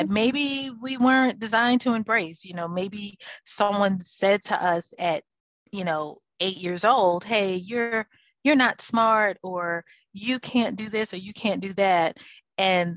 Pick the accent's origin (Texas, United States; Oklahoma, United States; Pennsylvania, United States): Pennsylvania, United States; Philadelphia; I'm actually from Philadelphia